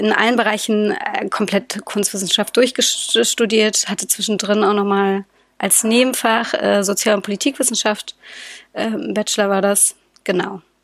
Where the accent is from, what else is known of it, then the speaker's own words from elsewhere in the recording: Berlin, Germany; ich bin Berliner Kind